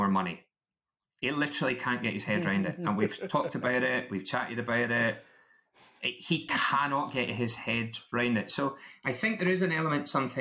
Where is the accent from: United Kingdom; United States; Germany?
United Kingdom; Scotland; I'm still Scottish